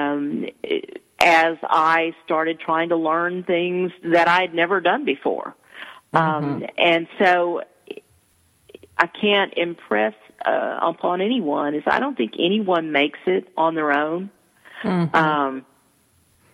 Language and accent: English; East Texas, United States; I'm from East Texas and my T's sound like D's